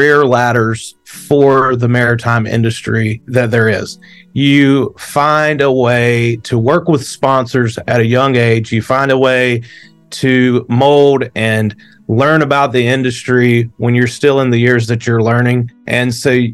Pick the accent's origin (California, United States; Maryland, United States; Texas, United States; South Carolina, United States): South Carolina, United States; Gaffney; I'm from Gaffney, South Carolina, a small town in the upstate of South Carolina that is probably about halfway between Greenville and Charlotte. So the closest lakes to me growing up were always Lake Wylie and Lake Norman.